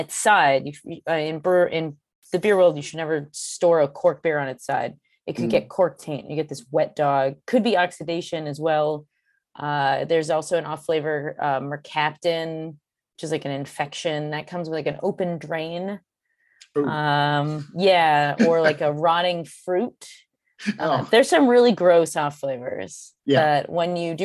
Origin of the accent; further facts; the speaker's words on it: New England, United States; also born or lived in Vermont; I'm from New England